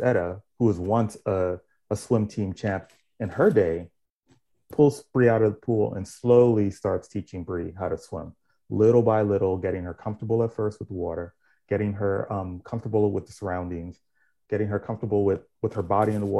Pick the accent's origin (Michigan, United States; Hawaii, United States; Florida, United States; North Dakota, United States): Florida, United States; Miami; I grew up in Miami, Florida.